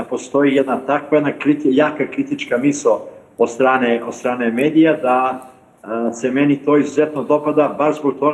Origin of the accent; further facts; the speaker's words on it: Kosovo; mi Srbi sa Kosova